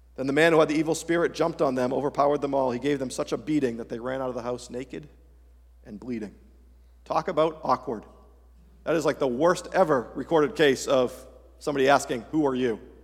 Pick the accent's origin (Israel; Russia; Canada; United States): United States; Massachusetts; being born and raised in Massachusetts